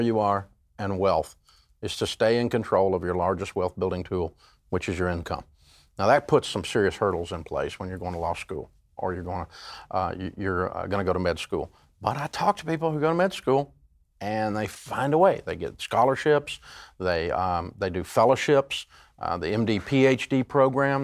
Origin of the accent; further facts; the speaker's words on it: Tennessee, United States; I grew up in Tennessee, and, uh, we're a hillbilly